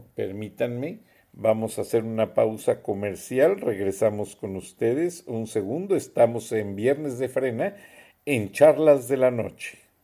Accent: Mexico; now in United States; en Estados Unidos de los 60 millones de mexicanos, naturalizados, no naturalizados, somos mexicanos

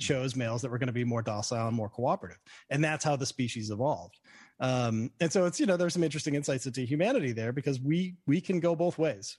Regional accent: Boston, Massachusetts, United States; now in New York, United States; I grew up in Boston, and I, so I wear a Red Sox hat

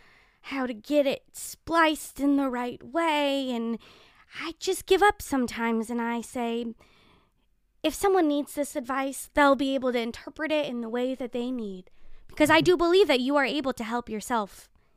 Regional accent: Calabasas, California, United States; I was born and raised in Calabasas, California.

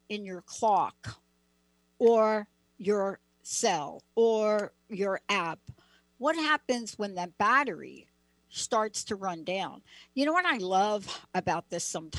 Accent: East Coast, United States; also born or lived in New Jersey; I grew up on the East Coast

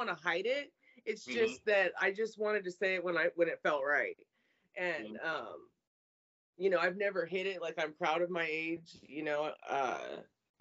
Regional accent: California, United States; I'm a California girl.

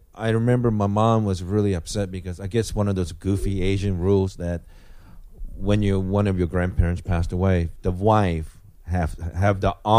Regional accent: Japan; moved away; I grew up in Japan

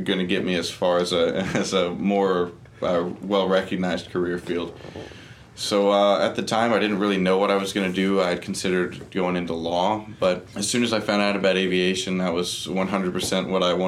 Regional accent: Monroe, Louisiana, United States; I departed Monroe, Louisiana, my hometown

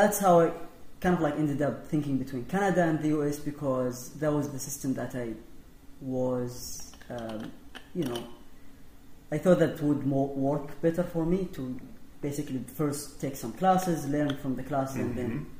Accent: Saudi Arabia; English is a second language; moved away as an adult; now in Minnesota, United States; so I'm from Saudi Arabia

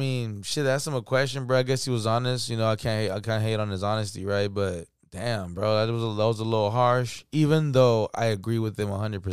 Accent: California, United States; we're from California

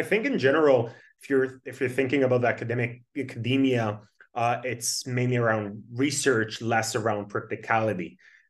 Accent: Tel Aviv, Tel Aviv District, Israel; born and raised in Tel Aviv. I started my career in A200, which is the intelligence unit in Israel

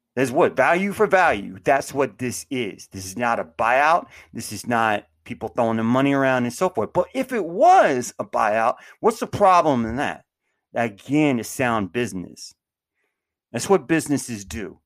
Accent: United States; born or raised there

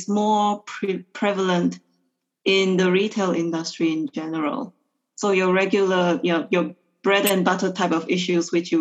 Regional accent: Malaysia; moved away as an adult; also born or lived in London / Beijing; now in China; I am actually Malaysian, but I've been living in and working in China for the past close to 10 years

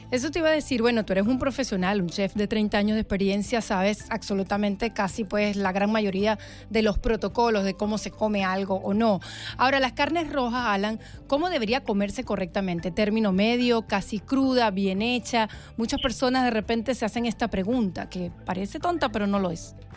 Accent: Venezuela; now in Miami, United States; Venezuela, nuestro país

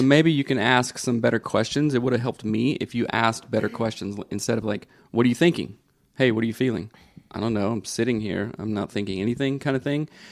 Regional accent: the South, United States; growing up in the South, in the eighties and early nineties, everybody was a tough guy, everybody was a redneck

